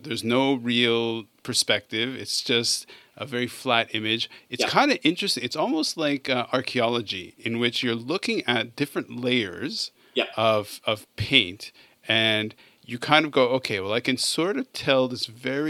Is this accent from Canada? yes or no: yes; Canada; I grew up in Canada.